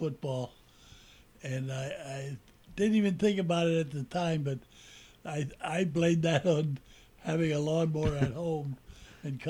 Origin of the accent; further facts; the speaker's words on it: Allentown, Pennsylvania, United States; moved away as an adult; now in Pottsville, United States; We grew up in Allentown